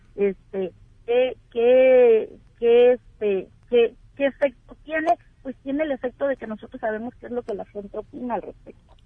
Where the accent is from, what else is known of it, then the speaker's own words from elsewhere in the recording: Baja California, Mexico; Somos las baja californianas